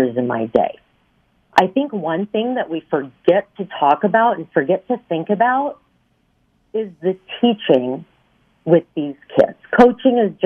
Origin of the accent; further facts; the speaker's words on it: Fargo, North Dakota, United States; moved away as an adult; now in Louisville, United States; I grew up in Fargo, North Dakota. We moved to Louisville in 2001